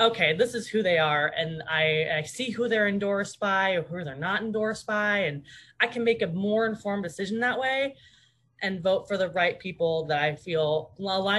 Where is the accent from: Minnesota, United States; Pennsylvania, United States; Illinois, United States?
Minnesota, United States; Minneapolis; now in Eugene, United States; I'm born and raised in Minneapolis, Minnesota. Well, a suburb of Minneapolis, but spent most of my time in Minneapolis growing up.